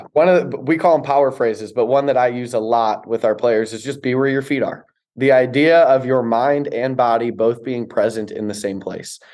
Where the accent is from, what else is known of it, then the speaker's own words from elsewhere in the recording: Chicago, Illinois, United States; I grew up in Chicago